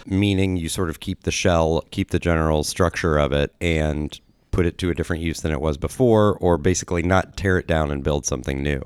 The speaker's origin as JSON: {"language": "English", "town": "Columbus", "region": "Ohio", "country": "United States", "tie": "born or raised there", "said": "I grew up on Indianola Avenue"}